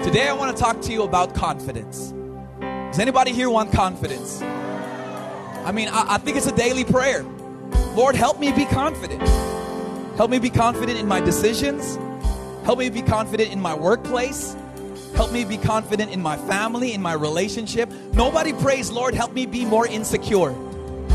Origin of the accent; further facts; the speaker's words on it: Los Angeles, California, United States; moved away as an adult; now in Philippines; Even though I'm Filipino, I was born and raised in LA.